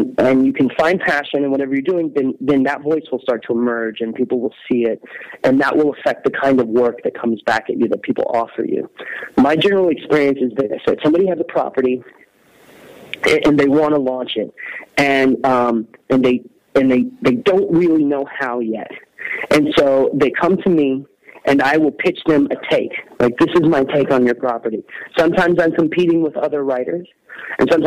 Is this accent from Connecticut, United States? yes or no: no; Texas, United States; I am from Texas